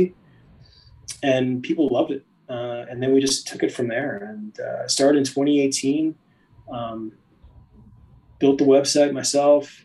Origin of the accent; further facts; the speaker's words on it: Allentown, Pennsylvania, United States; moved away as an adult; also born or lived in Greensboro, North Carolina; now in Charlotte, United States; I was born and raised outside of Philadelphia